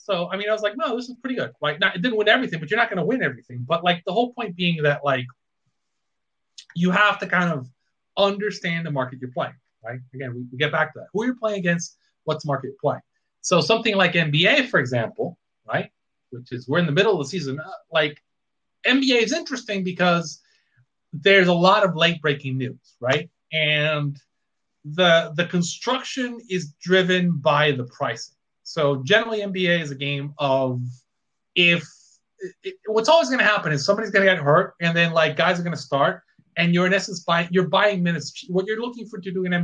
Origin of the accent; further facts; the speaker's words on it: Puerto Rico; I grew up in Puerto Rico